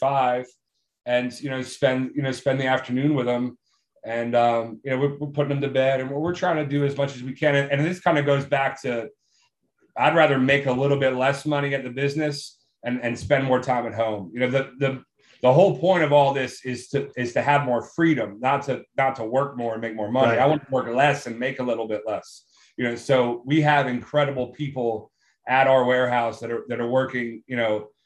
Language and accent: English; Germantown, Maryland, United States; I grew up in Germantown, Maryland